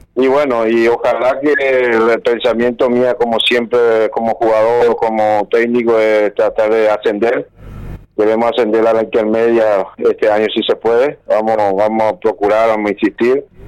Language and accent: Spanish; Paraguay; moved away as an adult; also born or lived in Argentina; somos paraguayos, yo soy fanático de mi país, siempre fui fanático, siempre quise volver